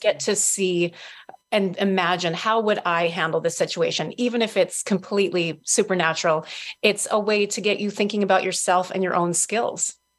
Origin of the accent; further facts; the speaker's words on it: Minnesota, United States; also born or lived in Duluth, Minnesota; I'm born and raised in Minnesota. I live in Duluth, which is northern Minnesota.